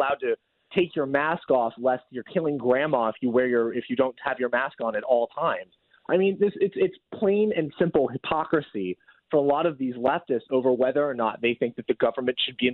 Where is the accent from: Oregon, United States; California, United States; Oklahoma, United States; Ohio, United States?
Oregon, United States; Oregon, my home state